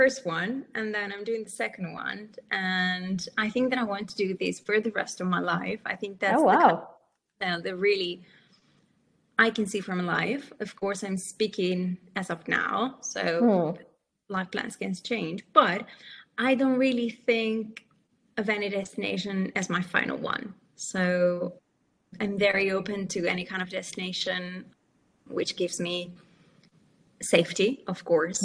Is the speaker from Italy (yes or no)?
yes; Milan, Lombardy, Italy; moved away as an adult; also born or lived in Barcelona, Spain / Mallorca, Spain; now in Dubai, United Arab Emirates; I'm originally from Italy, exactly from Milan, and moved to Spain.